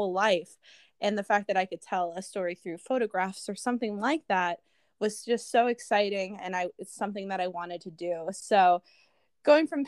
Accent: Vermont, United States; I grew up in Vermont where I played ice hockey on a girls' team and on a boys' team.

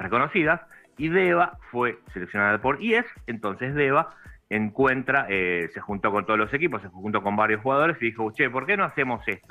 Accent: Argentina; somos los argentinos

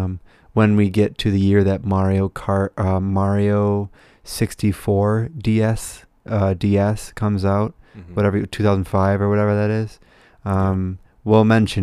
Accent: United States; we're American

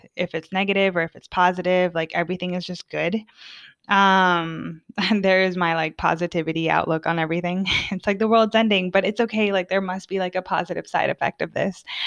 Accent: United States; moved away as an adult; now in Sweden; as an American, as a very talkative American

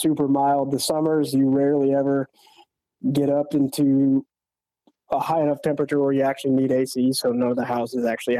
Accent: Edmonds, Washington, United States; I grew up in Edmonds, which is like about 20 minutes north of Seattle.

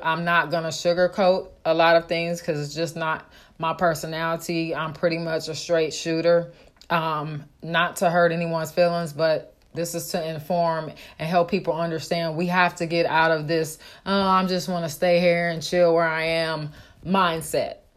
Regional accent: Oakland, California, United States; moved away; I grew up in Oakland

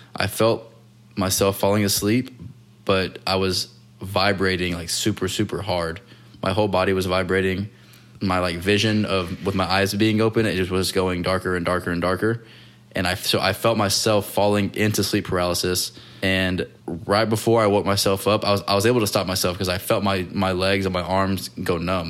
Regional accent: Texas, United States; where I grew up in Texas, there was no beach

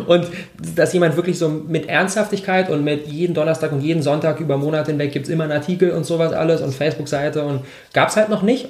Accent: Berlin, Germany; ich bin, ich bin 26 Jahre alt, ich komme aus Berlin

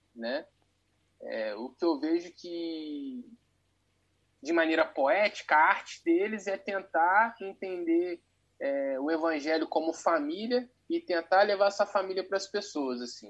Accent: Volta Redonda, Rio de Janeiro, Brazil; Eu sou de Volta Redonda, Rio de Janeiro

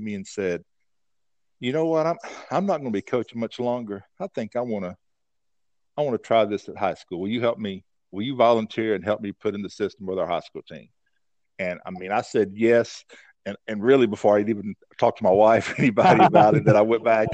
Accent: North Carolina, United States; moved away as an adult; move back to North Carolina, my home state

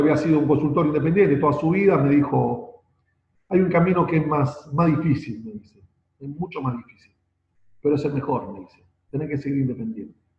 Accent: Buenos Aires, Argentina; soy de Buenos Aires, nací acá hace apenas 50 años

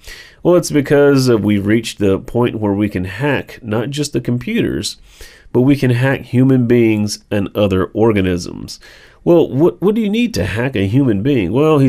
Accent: Israel; my home country of Israel is trying to build a total surveillance regime in the West Bank.

